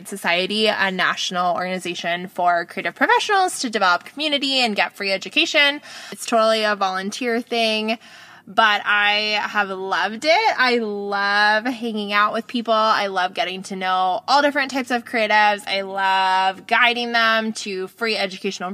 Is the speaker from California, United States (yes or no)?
yes; Bay Area, California, United States; now in Sacramento, United States; We are both from the Bay Area up here